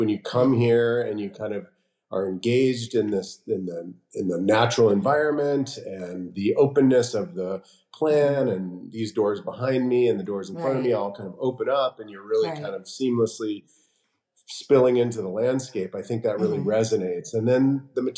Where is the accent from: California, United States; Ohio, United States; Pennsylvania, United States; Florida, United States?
California, United States; West Hollywood; I grew up on the Sunset Strip in West Hollywood, so like right in the thick of it